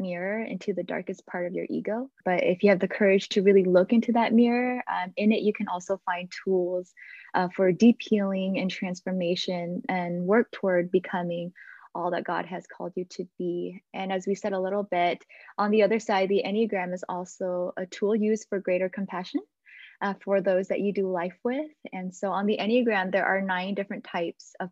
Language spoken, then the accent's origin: English; Michigan, United States; also born or lived in Dallas; I grew up in the Hmong churches, the first generation Hmong churches here in Michigan